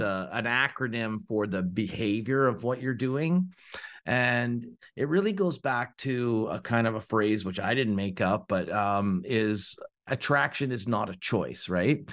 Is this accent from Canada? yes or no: yes; Ontario, Canada; now in Oakville, Canada; I'm from Ontario, Canada